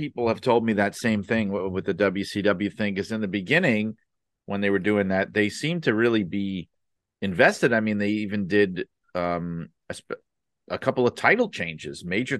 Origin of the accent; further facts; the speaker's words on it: New York, United States; I know in the United States, because I grew up in the New York area in the Northeast, which was always WWF territory going back to before I was born.